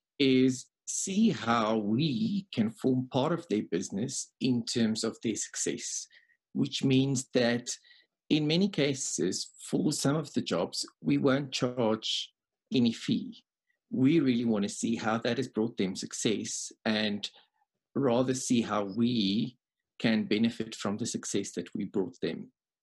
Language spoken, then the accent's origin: English; South Africa; Yes, I was born here. I worked for a year in New Zealand. I worked for a while in the UK, but I'm back in South Africa at the moment.